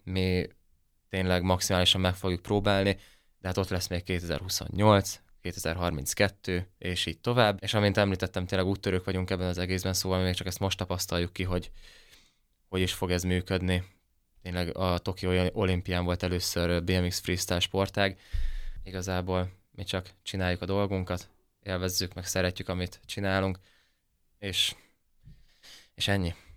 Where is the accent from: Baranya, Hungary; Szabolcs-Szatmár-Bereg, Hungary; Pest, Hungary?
Szabolcs-Szatmár-Bereg, Hungary; Nyíregyháza; extrém sportboltjuk volt itt Nyíregyházan a szüleimnek